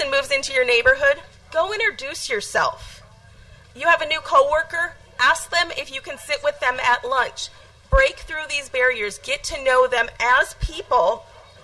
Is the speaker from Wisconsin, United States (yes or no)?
yes; Eau Claire, Wisconsin, United States; Growing up in Eau Claire, I was constantly surrounded by people who looked and talked like I was